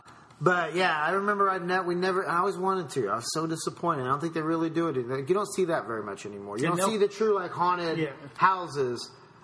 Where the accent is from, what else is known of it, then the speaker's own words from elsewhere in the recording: Franklin, Indiana, United States; when I was a kid in Franklin, Indiana